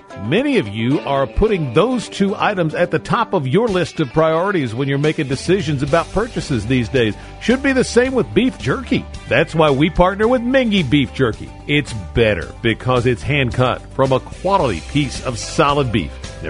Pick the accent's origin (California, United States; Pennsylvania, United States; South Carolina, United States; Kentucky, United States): Kentucky, United States; Paris; from my hometown in Paris, Kentucky.